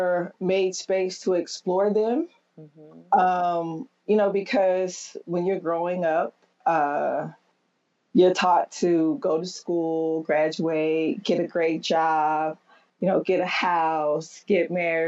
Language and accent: English; Texas, United States; moved away as an adult; now in New York City, United States; I grew up in Texas, where it was very, very rare to see a woman in church.